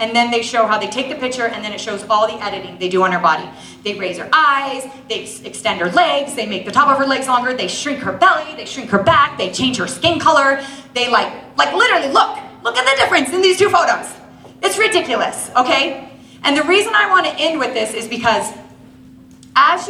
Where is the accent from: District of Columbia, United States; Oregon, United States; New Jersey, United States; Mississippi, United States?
District of Columbia, United States; Washington; moved away as an adult; also born or lived in Maryland / Utah; I grew up in Washington, D.C., and I graduated and I went to school at BYU